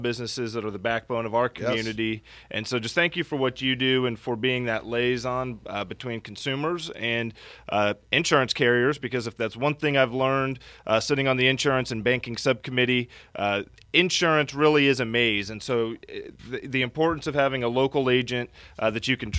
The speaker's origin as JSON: {"language": "English", "area": "Martin County, Treasure Coast", "region": "Florida", "country": "United States", "tie": "born or raised there", "also_born_or_lived": "San Diego", "said": "And I was born and raised right here on the Treasure Coast in Martin County."}